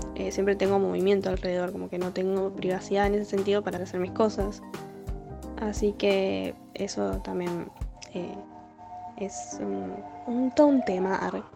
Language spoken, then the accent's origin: Spanish; Buenos Aires, Argentina; soy de Monte Castro, ahí pegadito a Villarreal.